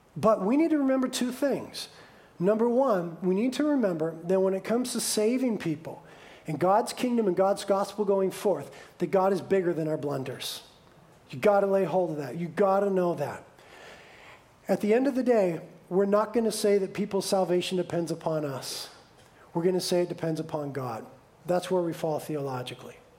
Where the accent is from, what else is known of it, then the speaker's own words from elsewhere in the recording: United States; we, as the American church